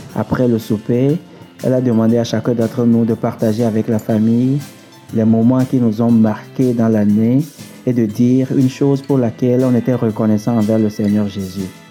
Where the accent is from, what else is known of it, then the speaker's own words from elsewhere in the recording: Togo; moved away; Je suis originaire du Togo, un pays situé en Afrique de l'Ouest